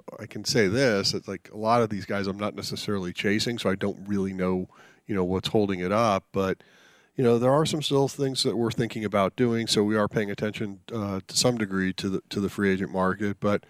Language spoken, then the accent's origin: English; Boulder, Colorado, United States; also born or lived in New Jersey; Then my father worked for IBM. We move as a family out to Boulder, Colorado